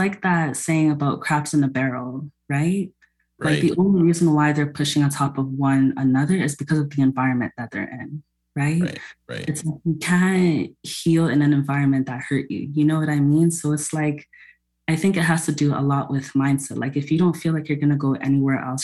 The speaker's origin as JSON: {"language": "English", "town": "Toronto", "region": "Ontario", "country": "Canada", "tie": "born or raised there", "said": "I grew up in Toronto"}